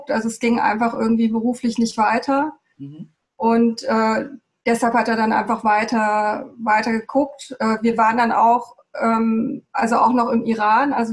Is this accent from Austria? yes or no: no; Trujillo, La Libertad, Peru; born there; Also meine Mutter ist Peruanerin und ähm, ich bin in Trujillo geboren, im Norden von Peru.